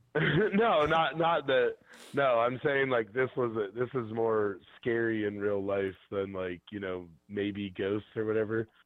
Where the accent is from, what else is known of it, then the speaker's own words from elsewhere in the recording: Bainbridge, Ohio, United States; also born or lived in Cleveland, Ohio; I grew up out in Bainbridge near Geauga Lake